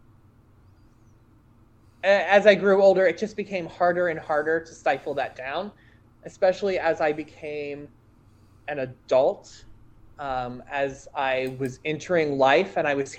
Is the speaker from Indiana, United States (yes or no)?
yes; rural Indiana, United States; just being visibly queer in any way was not a safe thing in my hometown. I mean, we're talking, again, rural, conservative Indiana in the early 90s